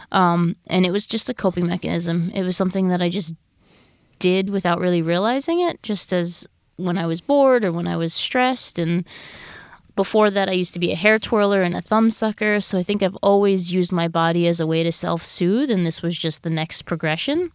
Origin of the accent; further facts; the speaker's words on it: Long Island, New York, United States; I grew up in Long Island, New York